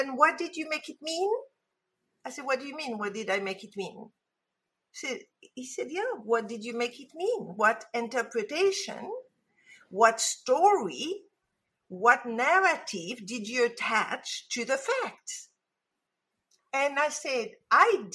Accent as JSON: {"language": "English", "town": "Casablanca", "region": "Casablanca-Settat", "country": "Morocco", "tie": "born or raised there", "moved": "yes", "said": "I was brought up in Casablanca, Morocco, and yes, it is as exotic as it sounds"}